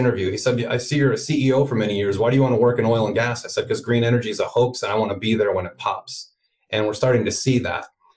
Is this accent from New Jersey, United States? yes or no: no; Northwest Indiana, United States; moved away; also born or lived in Chicago, Illinois / California; I'm from Chicago originally, grew up in Northwest Indiana, right outside the city.